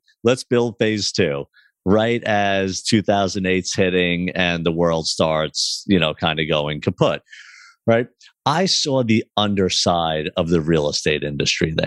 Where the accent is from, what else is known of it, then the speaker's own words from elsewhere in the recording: Long Island, New York, United States; my brother and I grew up on Long Island, New York